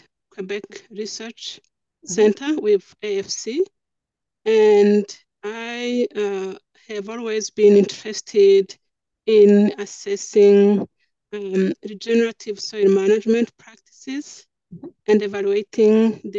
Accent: Rwanda; now in Canada; I grew up in Central East Africa in Rwanda.

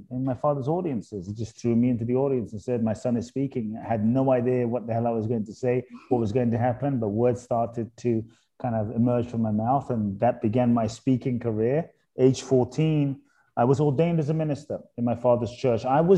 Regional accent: London, United Kingdom; born or raised there; also born or lived in Ghana

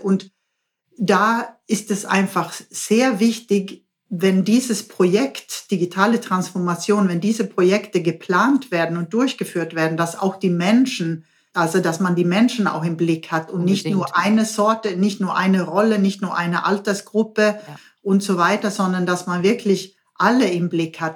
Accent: Sweden; German is a second language; moved away as an adult; now in Baden-Württemberg, Germany; ich bin Schwedin

